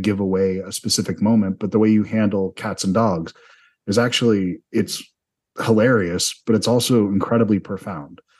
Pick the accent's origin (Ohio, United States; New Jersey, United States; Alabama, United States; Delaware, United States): Delaware, United States; I was from Delaware